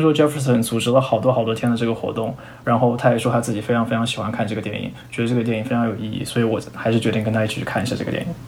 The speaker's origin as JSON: {"language": "Chinese", "country": "China", "moved": "as an adult", "lives_now": "Silicon Valley, United States", "said": "因为我是中国人"}